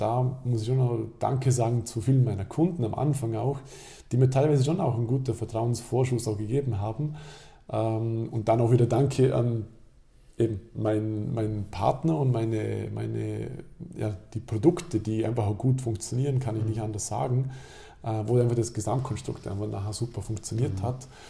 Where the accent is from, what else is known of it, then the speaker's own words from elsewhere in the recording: Alberschwende, Vorarlberg, Austria; in meinem Heimatdorf Alberschwende